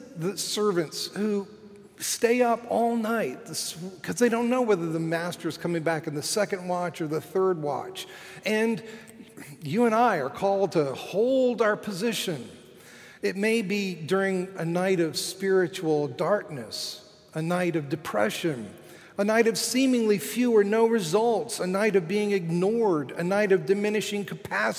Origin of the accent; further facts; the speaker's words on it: Fort Lauderdale, Florida, United States; my hometown of Fort Lauderdale, Florida